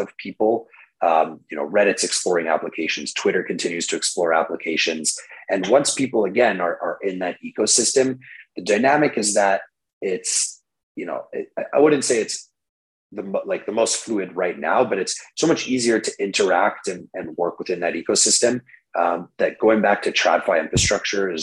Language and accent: English; Canada; I'm just a Canadian boy